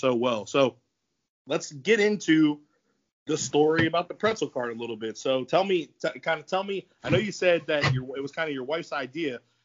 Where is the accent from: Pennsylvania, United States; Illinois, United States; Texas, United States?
Pennsylvania, United States; Philadelphia; moved away; I'm originally from the Philly area.